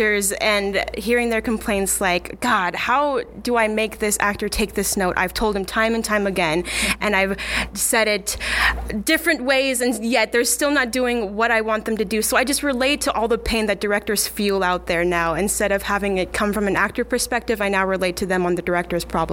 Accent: Scottsbluff, Nebraska, United States; moved away; I'm originally from Scottsbluff, Nebraska

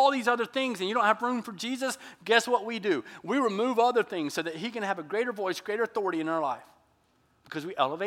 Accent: Georgia, United States; moved away; when I was growing up in Georgia

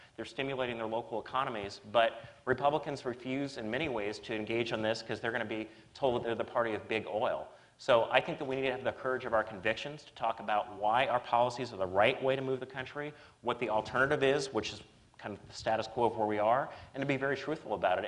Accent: Kentucky, United States; now in Massachusetts, United States; I'm from Kentucky.

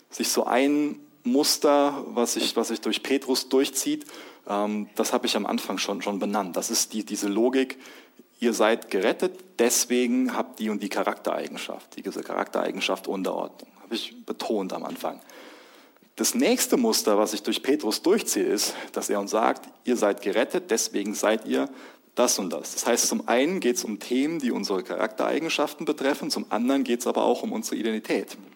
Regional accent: Germany; Ich bin Ehemann von, von Lois. Ich bin Papa. Ich bin Deutscher.

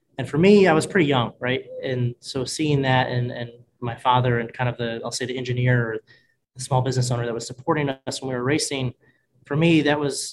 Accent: Northeast Ohio, United States; I was born and raised in Ohio, Northeast Ohio.

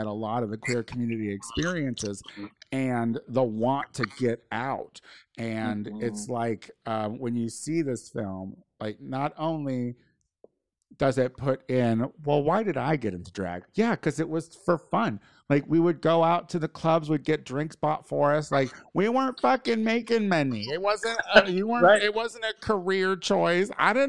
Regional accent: rural Illinois, United States; because I'm from Illinois. I'm from rural Illinois.

